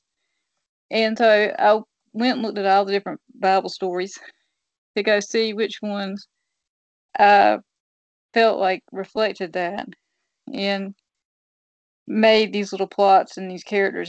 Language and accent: English; New Bern, North Carolina, United States; my hometown in New Bern